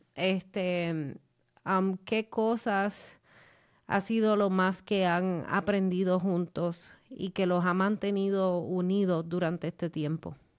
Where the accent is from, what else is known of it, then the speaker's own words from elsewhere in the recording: Puerto Rico; somos boricua